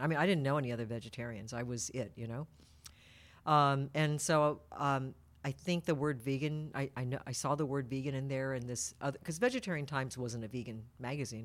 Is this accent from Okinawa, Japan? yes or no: no; Tokyo, Japan; now in Petaluma, United States; the ones that I grew up with in Tokyo were the white ones